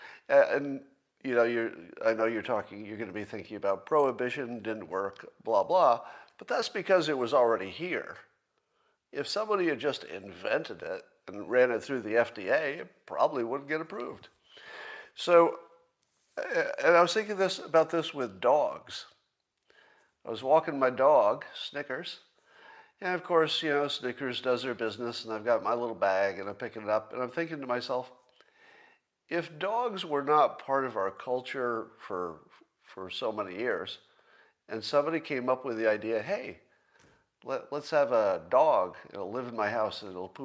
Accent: Windham, New York, United States; where I grew up in Windham, New York, upstate New York.

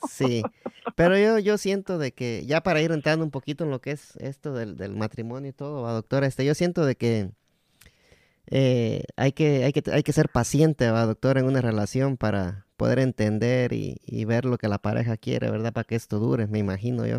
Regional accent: Guatemala; mi país, Guatemala

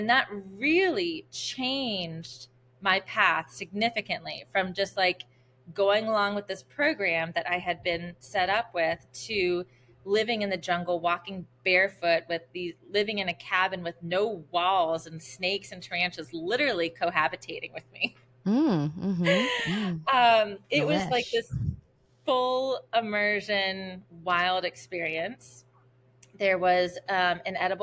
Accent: New Orleans, Louisiana, United States; also born or lived in New York City; born and raised in New Orleans

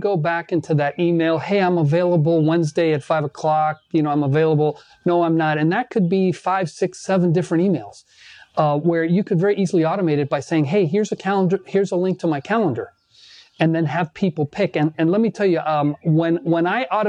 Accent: Miami, Florida, United States; I was born here in Miami, and my parents on both sides came from Cuba, and they got married here

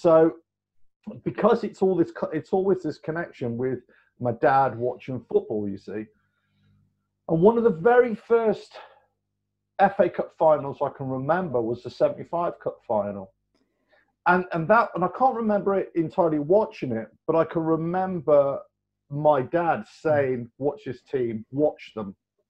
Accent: West Midlands, United Kingdom; I never grew up in London. I grew up in Worcestershire, right just south of Birmingham.

